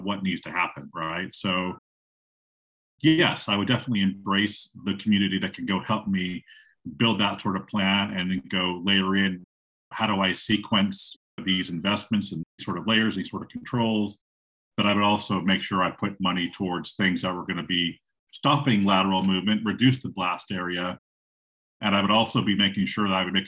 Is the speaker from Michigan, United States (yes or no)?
no; Silicon Valley, California, United States; I am calling you from Silicon Valley. I was born in Silicon Valley.